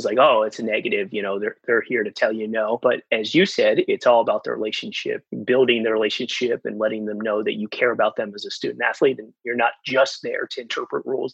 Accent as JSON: {"language": "English", "region": "New Jersey", "country": "United States", "said": "Rutgers, my home state"}